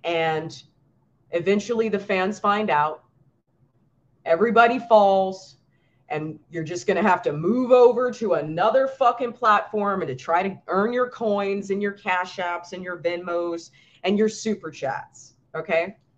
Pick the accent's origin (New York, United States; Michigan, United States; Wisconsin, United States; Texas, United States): New York, United States; I'm from New York.